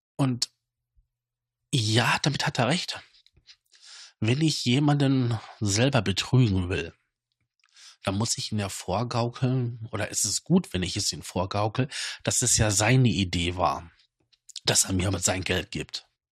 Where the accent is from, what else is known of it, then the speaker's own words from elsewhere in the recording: Datteln, North Rhine-Westphalia, Germany; bei uns in Datteln